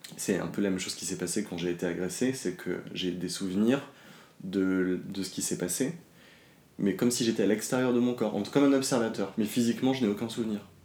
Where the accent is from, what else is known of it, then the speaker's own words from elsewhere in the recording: Dordogne, Nouvelle-Aquitaine, France; moved away as an adult; also born or lived in Paris; Je suis pas né à Paris, j'ai grandi en Dordogne, je suis arrivé à Paris à mes 18 ans.